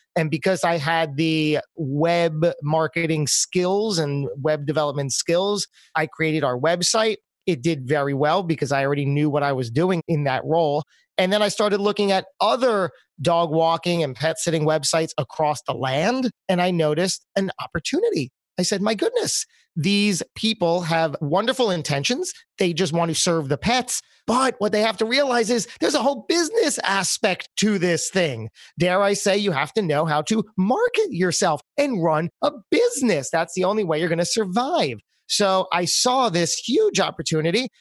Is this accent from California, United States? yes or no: no; New Jersey, United States; moved away as an adult; also born or lived in New York City; my home state of New Jersey